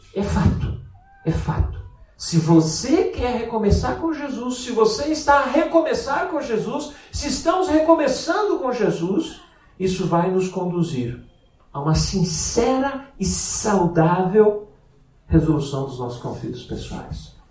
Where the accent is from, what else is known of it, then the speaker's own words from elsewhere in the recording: Rio Grande do Sul, Brazil; moved away; also born or lived in Braga; O gaúcho é aquele que nasce no Rio Grande do Sul, no sul do Brasil, né? E é a minha terra